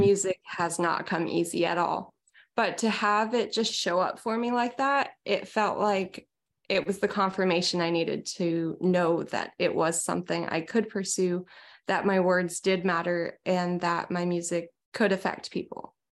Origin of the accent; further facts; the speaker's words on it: small town outside of Seattle, Washington, United States; moved away as an adult; now in Santa Cruz, United States; I originally grew up in a really small town outside of Seattle